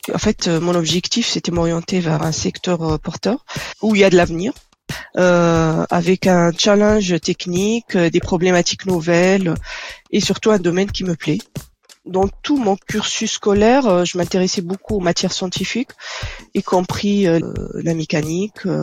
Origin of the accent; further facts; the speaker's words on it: Tunisia; moved away as an adult; also born or lived in Dunkerque, France / Nanterre, France; now in France; Donc je suis née et j'ai grandi en Tunisie. Je suis arrivée en France à l'âge de 23 ans